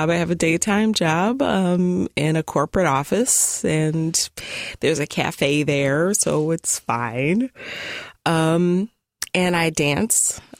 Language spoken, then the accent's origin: English; Tulsa, Oklahoma, United States; now in Portland, United States; I am new to Portland, relatively. Um, I'm originally from Tulsa, Oklahoma. Um, I am a black woman even though I am super duper pale